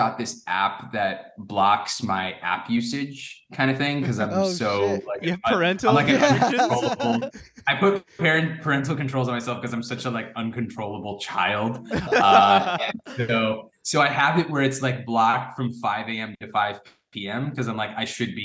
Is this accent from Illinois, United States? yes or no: no; New Jersey, United States; I grew up in Jersey